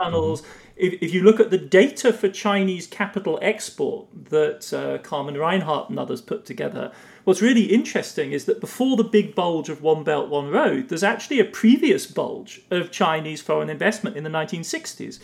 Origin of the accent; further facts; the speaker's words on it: Germany; accent: British; moved away as an adult; also born or lived in England; now in United States; growing up in West Germany, as I did in the 70s and 80s